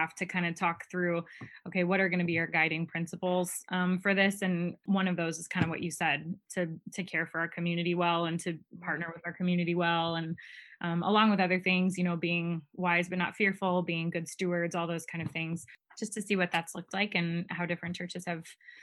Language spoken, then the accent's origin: English; Bourbonnais, Illinois, United States; moved away as an adult; I grew up in Bourbonnais. So I lived there for 27 years before I moved out here